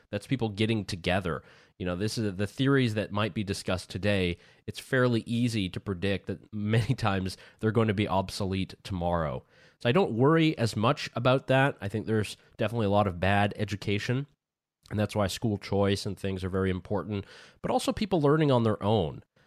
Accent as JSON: {"language": "English", "country": "United States", "moved": "yes", "said": "being the American mindset"}